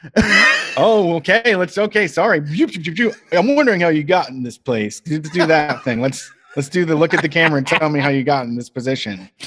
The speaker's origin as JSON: {"language": "English", "town": "Reynoldsburg", "region": "Ohio", "country": "United States", "tie": "born or raised there", "said": "in my hometown in Reynoldsburg, the place closest to me didn't have screens"}